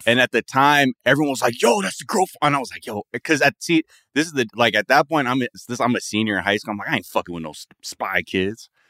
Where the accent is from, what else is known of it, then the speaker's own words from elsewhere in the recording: San Fernando Valley, California, United States; I'm from the San Fernando Valley